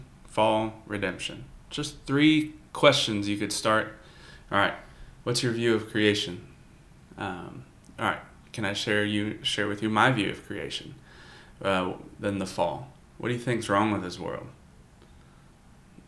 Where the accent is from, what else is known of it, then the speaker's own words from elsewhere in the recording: the South, United States; growing up in the South